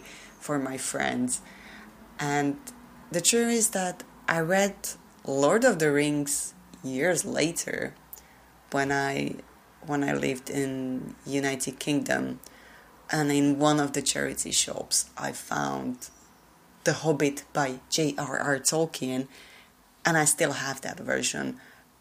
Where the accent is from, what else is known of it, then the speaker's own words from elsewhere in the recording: Slovakia; first language Slovak; English is a second language; my native language